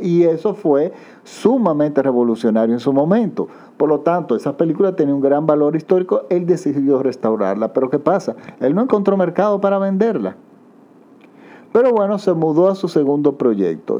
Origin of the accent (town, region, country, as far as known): Dominican Republic